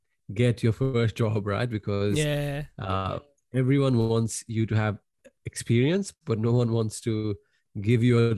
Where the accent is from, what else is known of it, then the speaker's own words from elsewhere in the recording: Nepal; moved away as an adult; But that's what I got signed up when I came from Nepal.